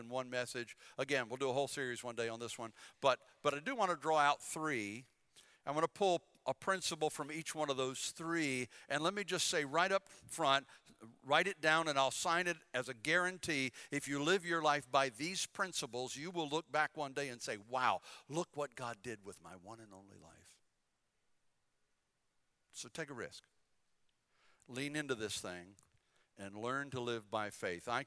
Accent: Bladen County, North Carolina, United States; moved away as an adult; also born or lived in Philippines; now in Hampton Roads, Virginia, United States; I'm from Bladen County

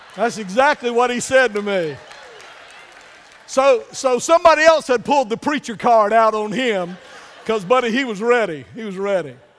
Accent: United States; I'm still glad to be an American

